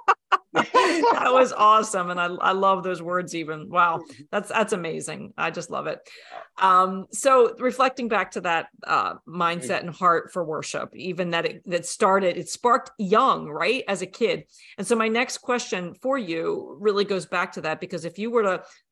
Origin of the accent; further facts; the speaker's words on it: United States; also born or lived in Franklin, Tennessee; when we were raised here in America